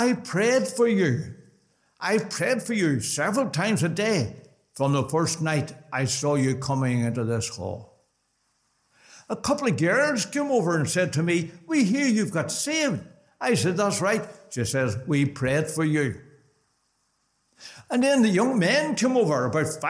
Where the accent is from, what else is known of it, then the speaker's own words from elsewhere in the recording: Belfast, Northern Ireland, United Kingdom; also born or lived in Dromore / Portadown; We lived in, I was born in Dromore, Portadown for 5 years and into Belfast